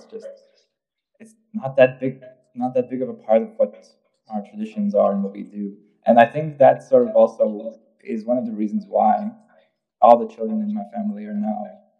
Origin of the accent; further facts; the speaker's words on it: Riga, Latvia; English is a second language; moved away as an adult; now in Munich, Germany; I am from Riga, Latvia